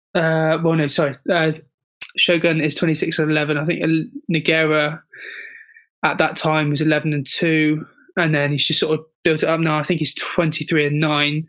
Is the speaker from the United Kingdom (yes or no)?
yes; United Kingdom; as a Brit